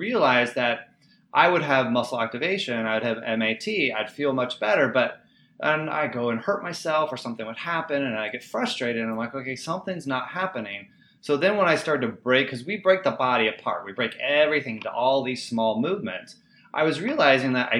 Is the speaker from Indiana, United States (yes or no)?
yes; Indiana, United States; I grew up in Indiana